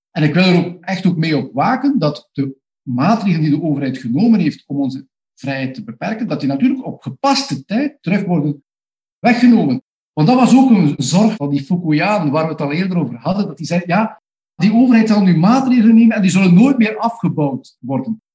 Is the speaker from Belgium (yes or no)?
yes; Flanders, Belgium; bij ons in Vlaanderen en België